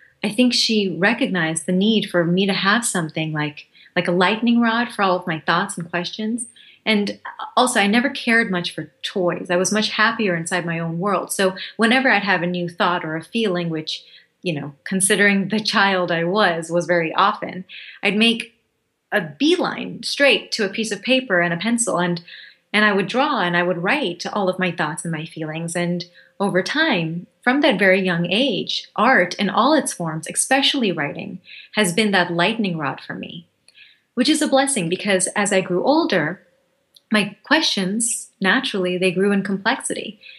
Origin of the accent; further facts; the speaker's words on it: Thailand; moved away; also born or lived in Bangladesh / Hawaii; I'm from Bangladesh. I was born there. We moved to Hawaii when I was 2, and then when I was 6, we moved to Thailand.